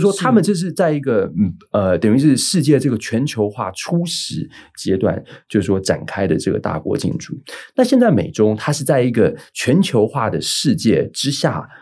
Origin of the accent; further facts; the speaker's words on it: Taiwan; 我们是台湾这边